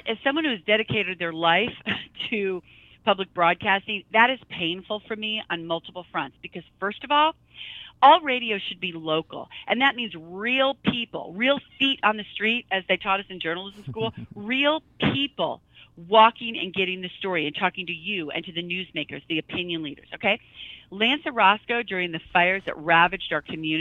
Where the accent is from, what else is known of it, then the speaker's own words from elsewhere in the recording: Midwest, United States; I'm from the Midwest